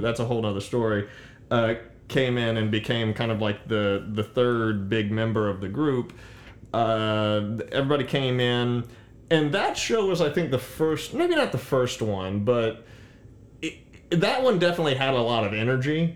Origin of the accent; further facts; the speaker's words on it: New Iberia, Louisiana, United States; moved away; I was raised in New Iberia